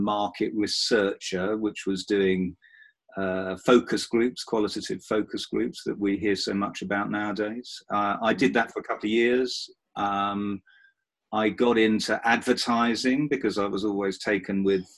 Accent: Romford, East of England, United Kingdom; also born or lived in Oxford; I was born in 1964 in Romford in Essex. I'm a proud Essex person.

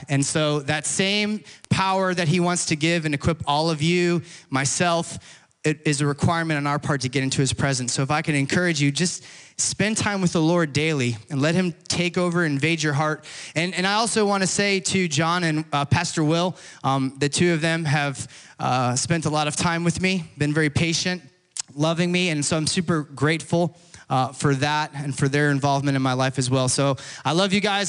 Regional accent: Florida, United States; I grew up in Florida.

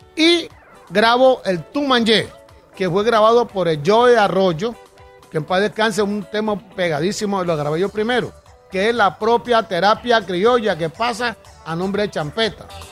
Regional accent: San Basilio de Palenque, Bolívar, Colombia; yo soy de Palenque

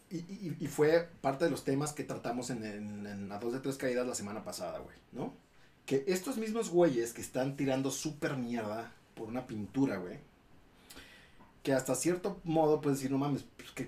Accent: Mexico; Así somos los mexicanos

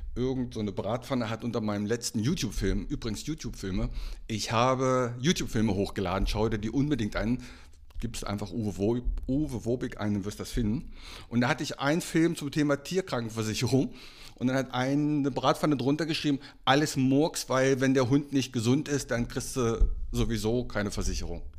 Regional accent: Einbeck, Lower Saxony, Germany; now in Meldorf, Germany; meine alte Heimatstadt, meine alte Heimatstadt ist betroffen, Einbeck

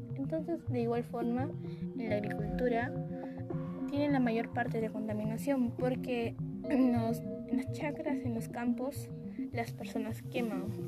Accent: Peru; así somos los peruanos, personas de corazón

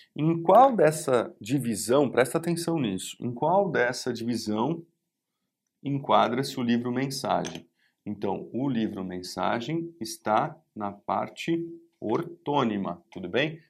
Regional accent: Brazil

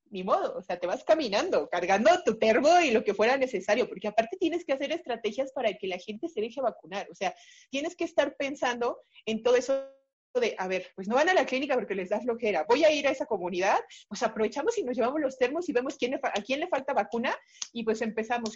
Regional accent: Mexico City, Mexico; Soy originaria de la Ciudad de México. Prácticamente o casi toda mi vida he estado aquí en la Ciudad de México

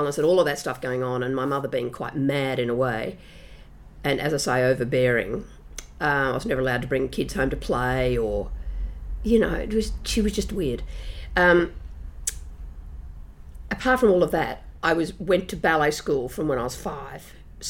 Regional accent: Brisbane, Queensland, Australia; born or raised there

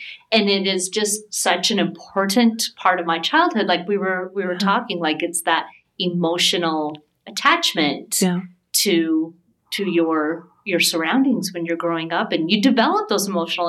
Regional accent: Taylorsville, Utah, United States; the closest theater to where I grew up in Taylorsville.

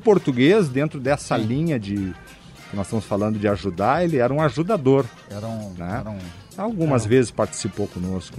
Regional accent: Porto Alegre, Rio Grande do Sul, Brazil; Nós somos daqui de Porto Alegre

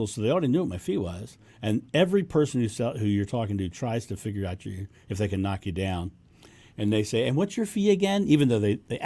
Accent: Rehoboth Beach, Delaware, United States; now in Ohio, United States; My hometown is Rehoboth Beach, Delaware

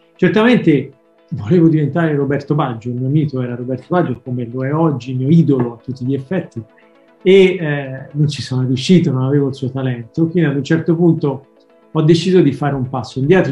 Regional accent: Florence, Tuscany, Italy; in toscano proprio, che io sono di Firenze

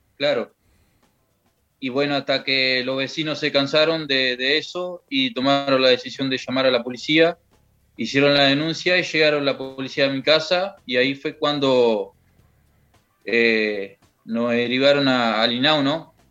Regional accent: Young, Río Negro, Uruguay; now in Rivera, Uruguay; yo me crié en Jung.

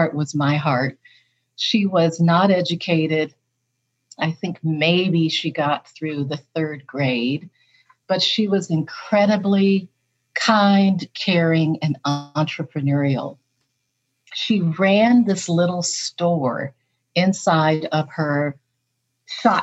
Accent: East Pierce County, Washington, United States; also born or lived in Georgia; when my father moved us from Georgia to Fort Lewis, Washington in 1965. And I grew up in Washington

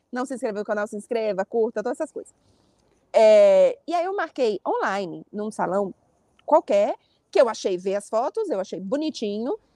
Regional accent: Brazil; now in Paris, France; sou brasileira.

